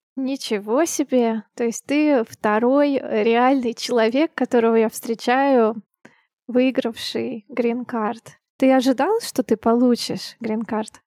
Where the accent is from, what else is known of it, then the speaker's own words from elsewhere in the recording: Siberia, Russia; now in Saint Petersburg, Russia; как и я, сибиряк